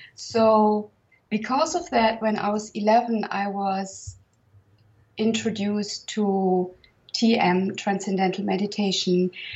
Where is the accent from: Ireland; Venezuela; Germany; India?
Germany; now in Provence, France; I was born in 1966 in Germany